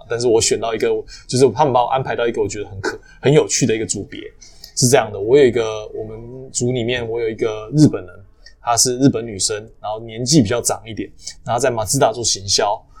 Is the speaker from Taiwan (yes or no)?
yes; Taiwan; 那我要选另外一个学校，是我可以 build up 我台湾人 connection 的学校。